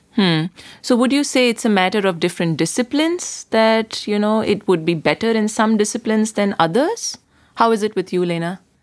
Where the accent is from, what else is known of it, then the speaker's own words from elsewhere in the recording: India; moved away as an adult; now in Berlin, Germany; I come from India